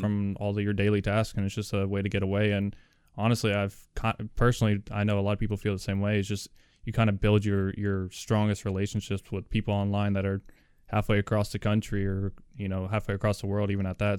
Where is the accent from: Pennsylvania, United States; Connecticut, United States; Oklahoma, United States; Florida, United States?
Florida, United States; Orlando; moved away; I was born in Orlando and lived in Florida for a while